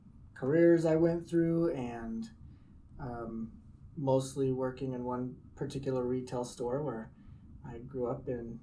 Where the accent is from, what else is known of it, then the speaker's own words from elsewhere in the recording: Hurricane, Utah, United States; also born or lived in St. George, Utah; Yes, I grew up in Hurricane, Utah. Mm-hmm. And married a girl from Hurricane. We moved all the way 20 miles over to St. George.